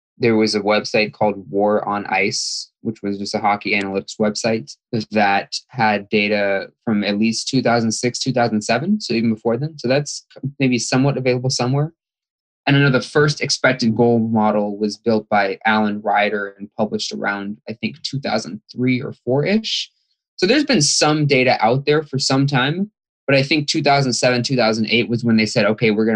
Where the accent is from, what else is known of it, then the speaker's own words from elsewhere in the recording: Fremont, California, United States; I'm from Fremont, California.